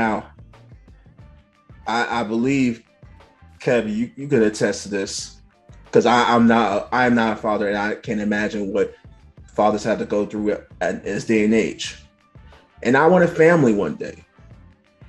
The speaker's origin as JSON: {"language": "English", "town": "New York City", "region": "New York", "country": "United States", "tie": "born or raised there", "said": "I grew up in Bed-Stuy"}